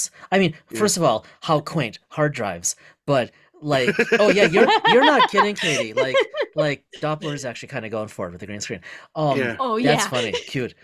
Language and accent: English; Fond du Lac, Wisconsin, United States; we were in Fond du Lac, that's where we're from, or where I'm from.